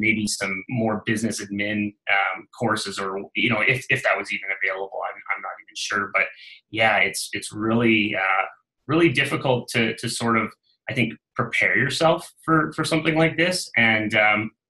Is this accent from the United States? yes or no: no; Northern British Columbia, Canada; I was from Northern BC and, you know, born and raised in the area